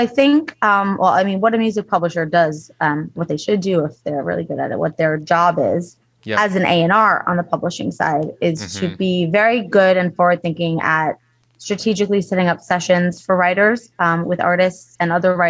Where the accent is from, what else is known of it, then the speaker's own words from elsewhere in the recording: East Coast, United States; My husband and I both, we lived in LA for 15 years. We're both from the East Coast.